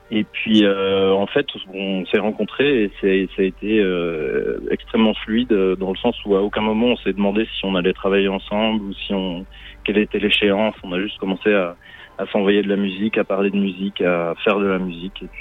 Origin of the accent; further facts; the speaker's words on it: Switzerland; moi j'ai grandi en Suisse.